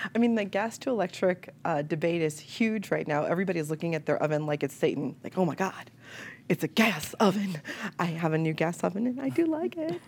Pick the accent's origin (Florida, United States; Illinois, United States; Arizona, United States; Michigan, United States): Illinois, United States; Chicago; moved away; I'm a Chicagoan, like born and raised